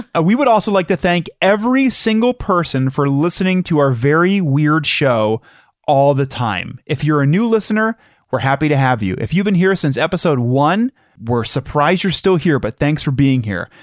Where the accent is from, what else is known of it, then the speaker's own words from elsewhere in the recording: Madison, Ohio, United States; I'm from Madison